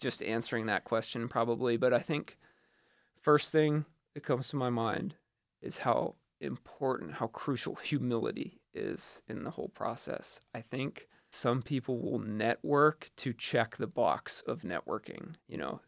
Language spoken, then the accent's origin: English; Butler, Pennsylvania, United States; moved away as an adult; now in New York City, United States; I'm from Butler, Pennsylvania